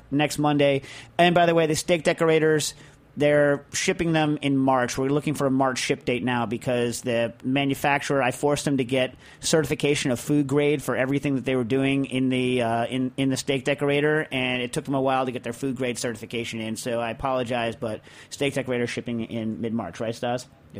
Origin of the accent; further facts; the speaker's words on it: Pennsylvania, United States; I am from Southwest Pennsylvania, and as you probably know, Scrapple is big in these parts.